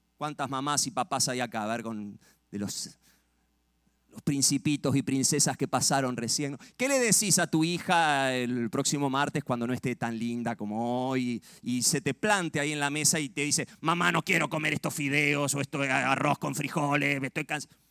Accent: Argentina; allá en Argentina

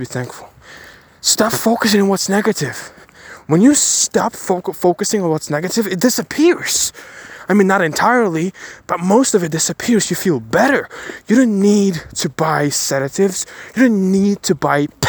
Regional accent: Kyiv, Ukraine; I was born in Chernobyl. Chernobyl affected zone in Ukraine, in Kiev

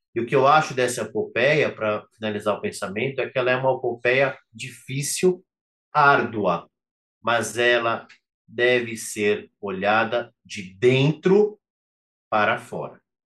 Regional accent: Brazil; cada um de nós, enquanto brasileiros

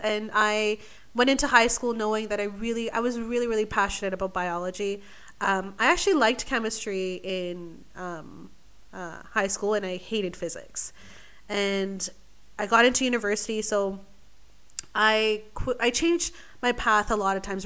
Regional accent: Vancouver, British Columbia, Canada; moved away as an adult; now in Australia; originally, I'm from Vancouver, British Columbia, the beautiful Pacific Northwest

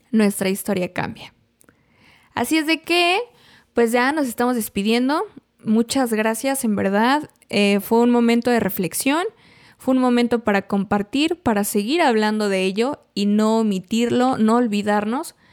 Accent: Mexico; nos marca como mexicanos, es nuestra historia

